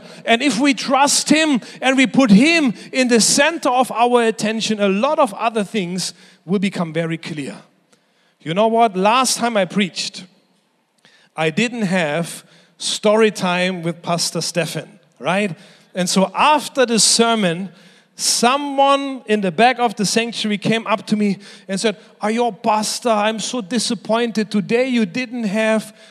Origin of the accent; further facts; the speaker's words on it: Germany; moved away; When I was growing up in Germany, I was 14 years old.